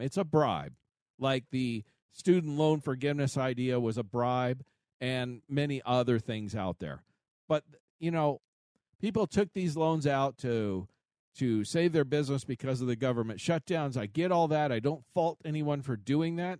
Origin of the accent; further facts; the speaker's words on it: United States; we as an American people